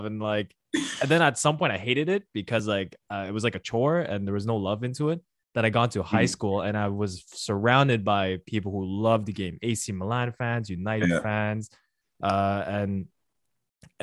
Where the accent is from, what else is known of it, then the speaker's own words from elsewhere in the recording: Montreal, Quebec, Canada; I'm born and raised in Montreal. My entire life has been in Montreal